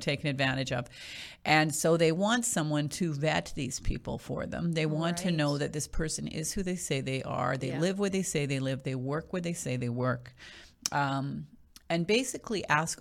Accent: Winnipeg, Manitoba, Canada; moved away as an adult; now in Ottawa, Canada; I actually am from out west. I'm from Winnipeg

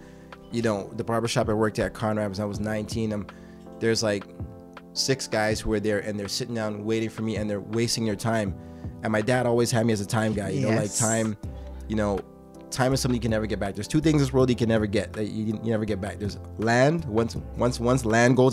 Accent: Toronto, Ontario, Canada; also born or lived in Trinidad and Tobago (ancestry); I'm a kid from Scarborough

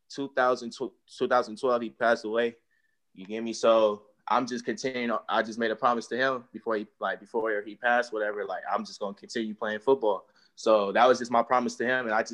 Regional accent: California, United States; I'm from California too

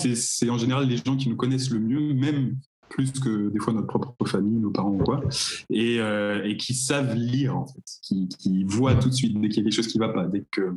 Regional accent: Cherbourg, Normandy, France; je viens de Cherbourg.

